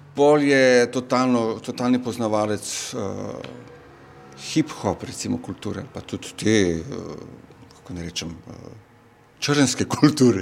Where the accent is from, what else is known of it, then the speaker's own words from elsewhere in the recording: North Macedonia; now in Slovenia; jaz sem iz Makedonije